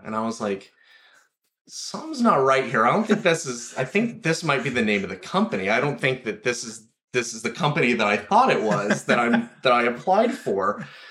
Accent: Four Corners area, New Mexico, United States; now in Los Angeles, United States; I grew up in New Mexico, um, up in the Four Corners area specifically. It's just kind of the northwestern corner mm-hmm. of the state.

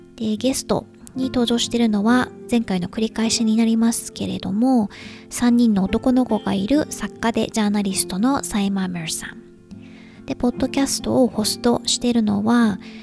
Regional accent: Japan; moved away; 旦那氏と日本に一時帰国してる時とかは

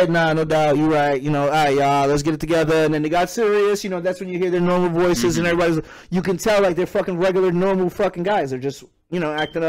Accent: New York City, New York, United States; moved away; I am originally from Brooklyn, New York

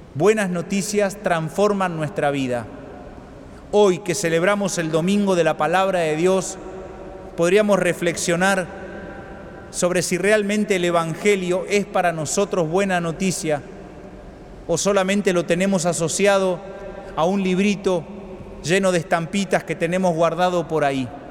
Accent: Argentina; nuestra Argentina

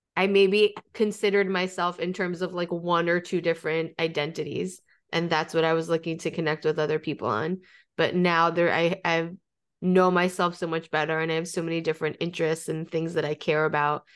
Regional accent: New York, United States; I've always lived in, ex, except from college. I'm from New York. I've always been in New York

